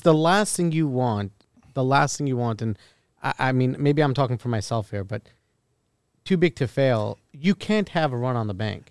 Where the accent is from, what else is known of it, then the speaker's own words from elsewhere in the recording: Rockland County, New York, United States; now in Brooklyn, United States; I'm from Rockland County originally